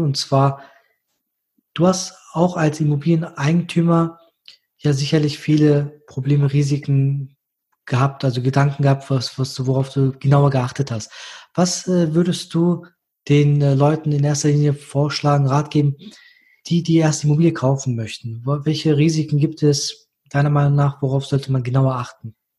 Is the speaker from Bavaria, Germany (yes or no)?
no; Düsseldorf, North Rhine-Westphalia, Germany; ich als Düsseldorfer.